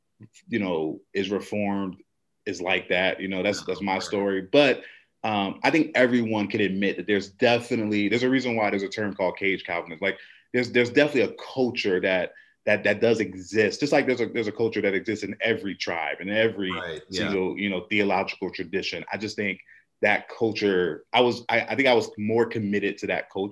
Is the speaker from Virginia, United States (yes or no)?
yes; Woodbridge, Virginia, United States; moved away as an adult; now in North Carolina, United States; Born and raised, man, Woodbridge, Virginia